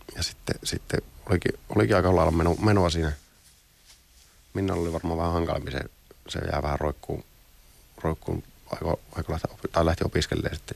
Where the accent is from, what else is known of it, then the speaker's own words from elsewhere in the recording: Finland; ollaan Suomesta